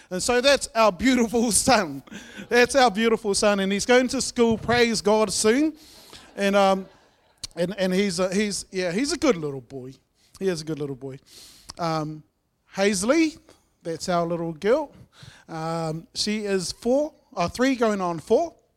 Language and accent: English; Masterton, Wellington, New Zealand; moved away; I grew up in Masterton